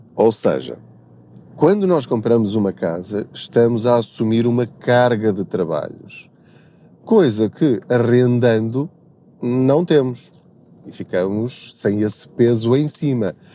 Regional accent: Covilhã region, village at the foot of Serra da Estrela, Centro, Portugal; moved away as an adult; now in Lisbon, Portugal; eu sou da, da, da região da Covilhã. Eu cresci numa aldeia no sopé da Serra da Estrela chamada Paulo

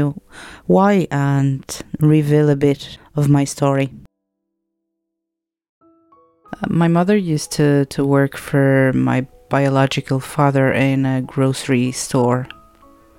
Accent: Lisbon, Portugal; moved away; I was born in Lisbon, Portugal

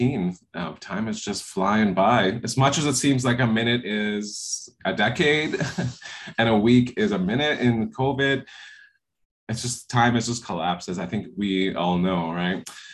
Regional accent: Peguis First Nation, Manitoba, Canada; now in Calgary, Canada; I am OG Cree from Peguis First Nation in Treaty 1 territory. I'm a Two-Spirit member of that nation as well.

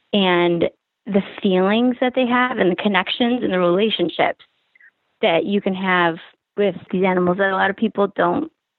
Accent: Grand Rapids, Michigan, United States; born there; I was born in Grand Rapids, yeah.

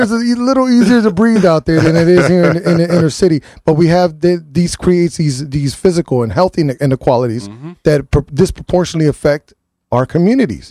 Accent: New Haven, Connecticut, United States; I'm born and raised in New Haven

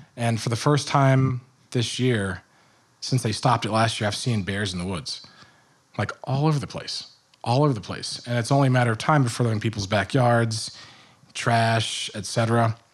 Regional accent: Richmond, Virginia, United States; also born or lived in Michigan; now in New Jersey, United States; I grew up in Richmond, Virginia

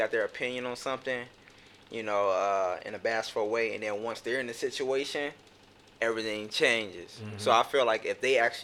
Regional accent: Youngstown, Ohio, United States; I'm 27 from Youngstown, Ohio

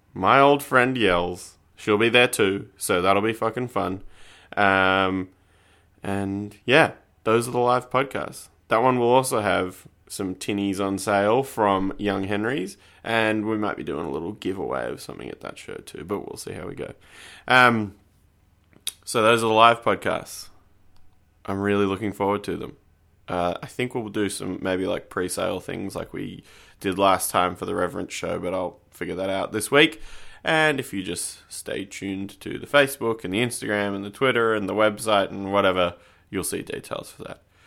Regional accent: Canberra, Australian Capital Territory, Australia; moved away; I'm from Canberra

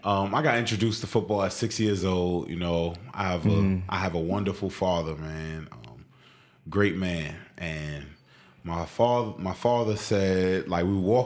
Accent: New York City, New York, United States; now in Cincinnati, United States; I'm from Queens, New York. It's, you know, so many people, millions of people in that one borough.

